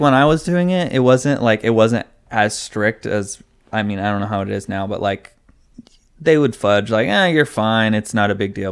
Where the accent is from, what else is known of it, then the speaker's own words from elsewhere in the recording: California, United States; also born or lived in Arizona; I was born in Arizona and then we moved to California.